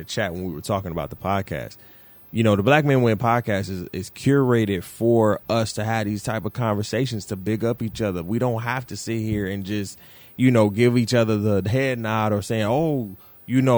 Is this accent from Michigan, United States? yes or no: yes; Detroit, Michigan, United States; we are both from Detroit